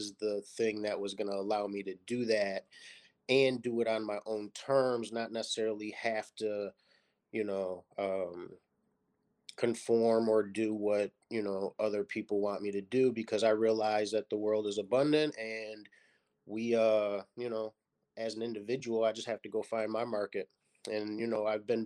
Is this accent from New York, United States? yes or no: yes; Lockport, New York, United States; I grew up in Lockport, New York, which is a small city outside of Buffalo in Niagara Falls, New York